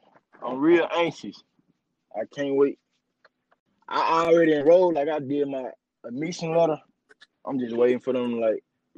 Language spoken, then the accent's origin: English; Jackson, Mississippi, United States; I'm from Jackson.